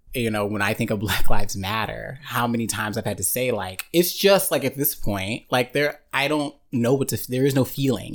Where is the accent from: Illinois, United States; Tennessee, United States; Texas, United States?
Tennessee, United States; Murfreesboro; moved away; I'm from Murfreesboro, Tennessee, very small town, just underneath Nashville.